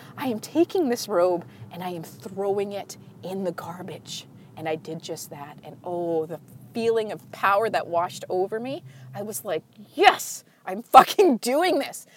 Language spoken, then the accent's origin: English; Canada; I'm Canadian